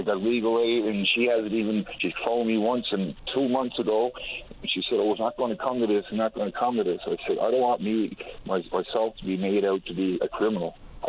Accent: Newfoundland and Labrador, Canada; moved away as an adult; now in Calgary, Canada; I was 6 months denied medical attention up here because I was from Newfoundland.

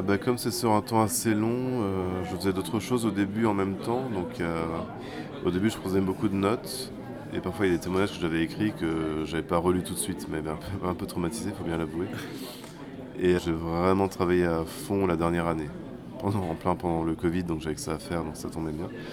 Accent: France; c'est chez nous en France

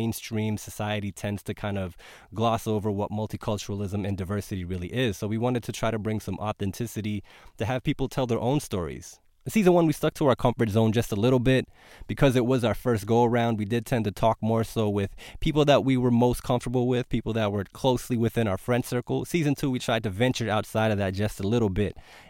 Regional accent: Brampton, Ontario, Canada; Together, we are two rappers from the Brampton area, part of a rap group called

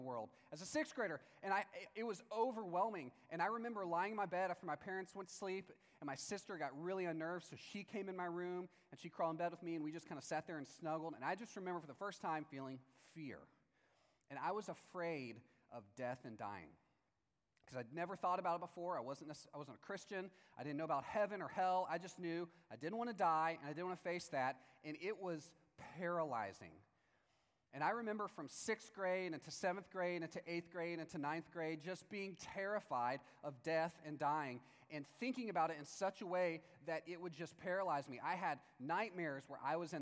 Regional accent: Palestine, Texas, United States; in my hometown, Palestine, Texas, in 1993

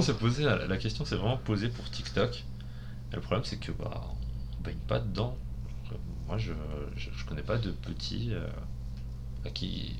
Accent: France; nous en tant que Français euh, mathématicien à l'étranger

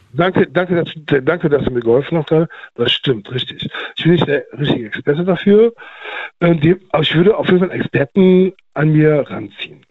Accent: Cologne, North Rhine-Westphalia, Germany; bei uns in Köln

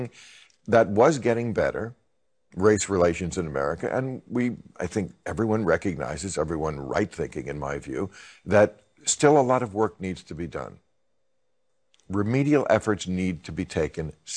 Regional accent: New Jersey, United States; when I was a kid, I grew up in New Jersey, which is not a southern state

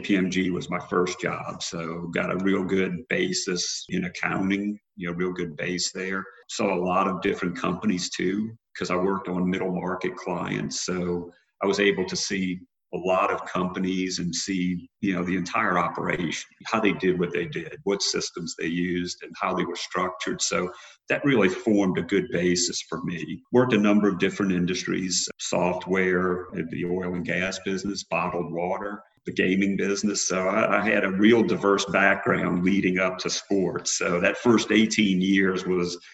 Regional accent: New Orleans, Louisiana, United States; I'm from New Orleans originally

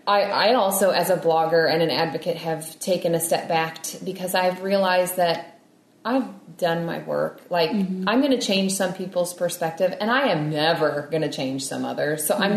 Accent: England, United Kingdom; I'm an English person, and that's mm-hmm. a fake word.

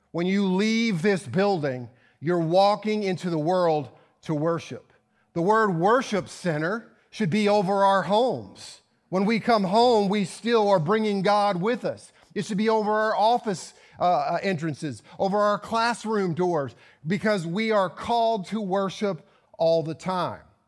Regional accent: Virginia, United States; moved away; my hometown of Virginia

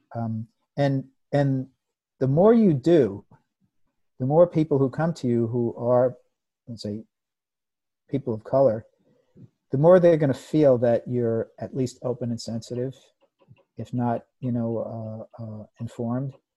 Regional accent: United States; I grew up in the United States in the 50s and 60s

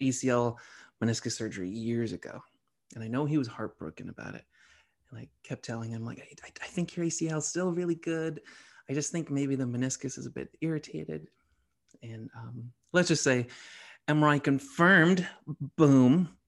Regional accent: Medford, Massachusetts, United States; also born or lived in Somerville; I'm from the Boston area. I was raised okay. in Medford.

